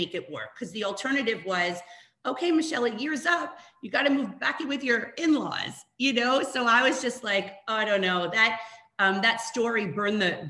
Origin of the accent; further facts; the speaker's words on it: New York, United States; moved away as an adult; also born or lived in Toronto, Canada; I'm originally from New York